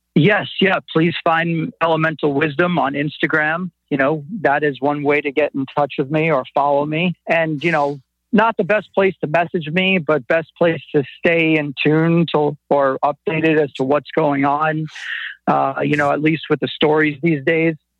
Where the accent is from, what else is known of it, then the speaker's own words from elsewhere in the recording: New York City, New York, United States; I'm from Brooklyn, and it just comes out sometimes